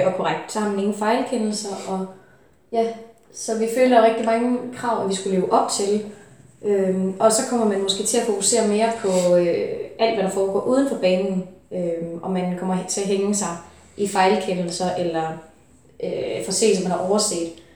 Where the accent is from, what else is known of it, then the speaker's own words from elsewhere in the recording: Funen, Southern Denmark, Denmark; jeg kommer fra Fyn